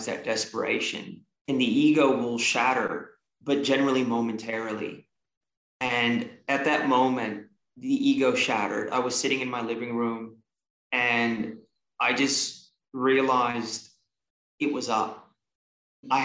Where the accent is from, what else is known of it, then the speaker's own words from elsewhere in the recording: San Francisco Bay Area, California, United States; also born or lived in Australia; was born in Australia and we migrated to the San Francisco Bay Area when I was 3 years old